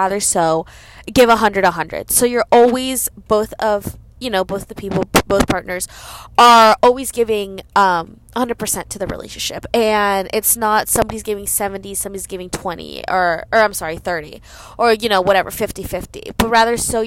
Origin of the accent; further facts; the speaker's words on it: Gwinnett County, Georgia, United States; I am from Gwinnett